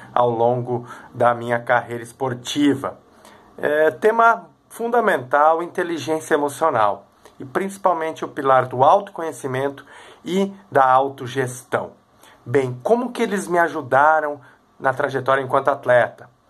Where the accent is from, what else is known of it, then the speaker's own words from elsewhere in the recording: Três Coroas, Rio Grande do Sul, Brazil; sou de Três Coroas